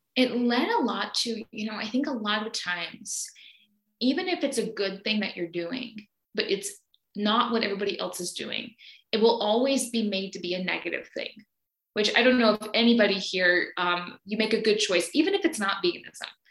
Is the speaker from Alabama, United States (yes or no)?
yes; Alabama, United States; now in Brazil; I am from Alabama in the US